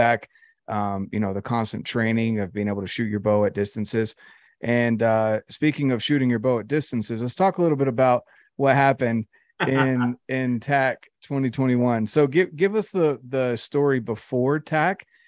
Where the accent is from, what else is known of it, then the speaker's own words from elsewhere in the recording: North Carolina, United States; I grew up in North Carolina